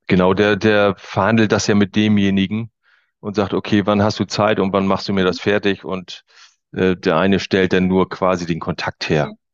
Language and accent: German; Waren, Mecklenburg-Vorpommern, Germany; hier in Mecklenburg-Vorpommern, ich komme also aus Waren an der Müritz